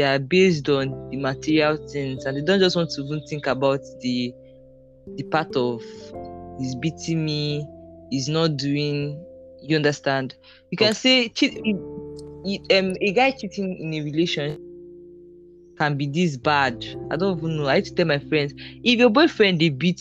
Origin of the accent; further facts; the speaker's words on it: Delta, Nigeria; now in Port Harcourt, Nigeria; I'm from Delta State